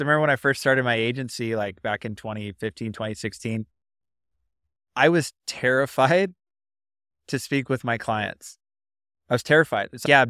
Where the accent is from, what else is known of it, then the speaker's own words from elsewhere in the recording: West Coast, United States; I didn't even know that there was a North, but I'm from the West Coast.